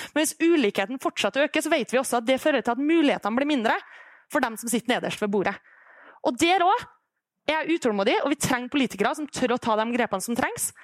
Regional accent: Kristiansund, Møre og Romsdal, Norway; Når jeg er hjemme i Kristiansund, som er en kommune som i veldig lang tid har vært helt avhengig av olja

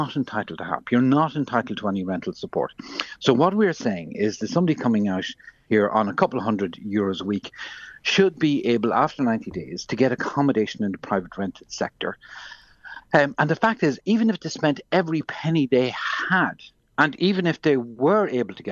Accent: Ireland; as an Irish person

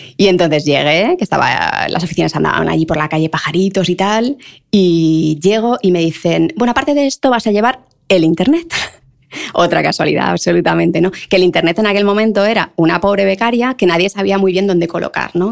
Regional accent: Leganés, Community of Madrid, Spain; yo de Leganés, en el lujo del lujo

